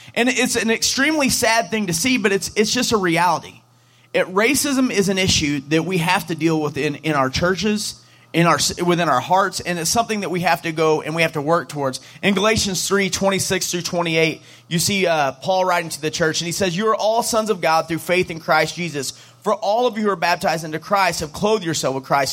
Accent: St. Louis, Missouri, United States; we're from St. Louis

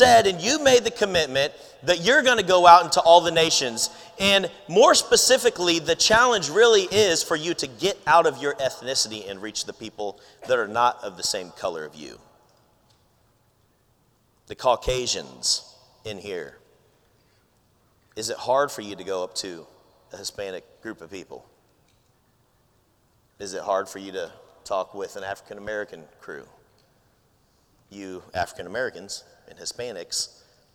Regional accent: Philippines; I'm Filipino

